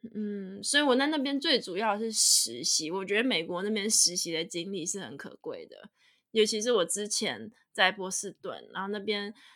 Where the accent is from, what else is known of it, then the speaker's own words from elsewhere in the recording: Taiwan; moved away as an adult; also born or lived in United States; now in Germany; 现在如果真的回去台湾可能会不适应